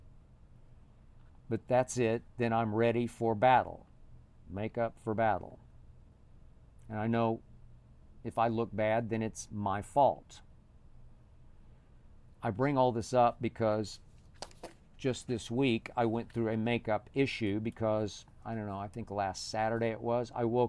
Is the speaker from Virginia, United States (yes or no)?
no; Oklahoma City, Oklahoma, United States; growing up in Oklahoma City